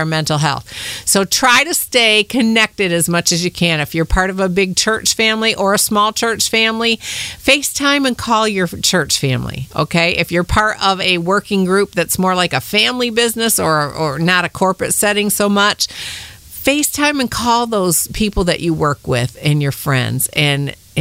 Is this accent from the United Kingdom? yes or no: no; Michigan, United States; now in Kentucky, United States; I'm from Michigan. I've been down here in Kentucky for about 25 years.